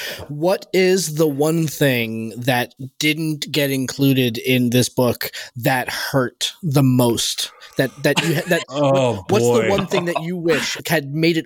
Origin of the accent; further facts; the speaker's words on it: Boston, Massachusetts, United States; I'm from Southie.